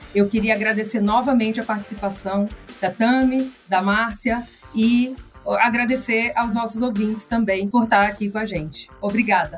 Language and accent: Portuguese; interior of the Northeast, Northeast Region, Brazil; now in São Paulo, Brazil; o artesão lá do interior do Nordeste, de onde eu sou, até aqui eu que moro em São Paulo